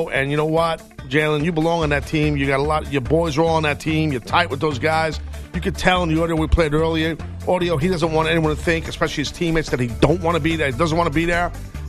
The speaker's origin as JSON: {"language": "English", "region": "New York", "country": "United States", "tie": "born or raised there", "said": "as a New Yorker, I watched the Mets or the Yankees."}